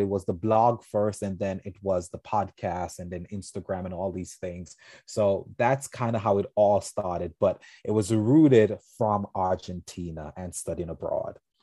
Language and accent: English; St. Vincent & Grenadines; now in New York, United States; I'm originally from Saint Vincent-Anne de Grenadines, a beautiful island in the Caribbean.